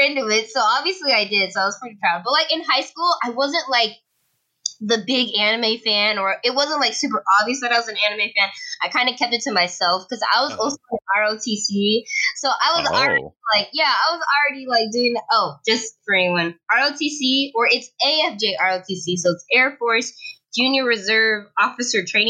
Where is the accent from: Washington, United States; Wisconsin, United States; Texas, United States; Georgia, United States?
Georgia, United States; I was born in Georgia